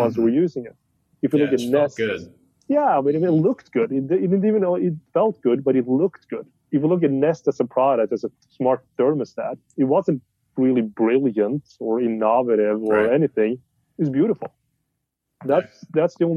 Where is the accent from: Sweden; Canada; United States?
Sweden; I'm from Sweden.